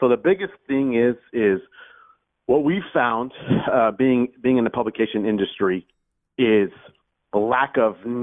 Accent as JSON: {"language": "English", "town": "Houston", "region": "Texas", "country": "United States", "said": "I'm from Houston, Texas"}